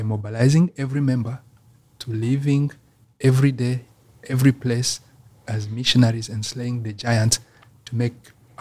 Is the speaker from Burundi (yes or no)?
yes; Burundi; also born or lived in Rwanda; now in Orange County, United States; I grew up in Burundi, which is south of Rwanda.